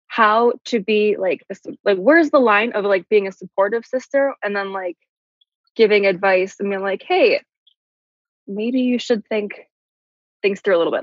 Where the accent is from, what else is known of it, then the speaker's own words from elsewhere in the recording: Midwest, United States; we're from the Midwest